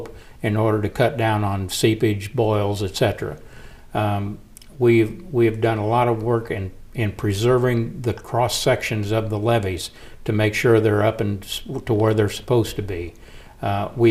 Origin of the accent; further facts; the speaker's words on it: Hull, Illinois, United States; moved away as an adult; also born or lived in Quincy, Illinois; I grew up in Hull. I'm from Hull. Yeah. I'm from Pike County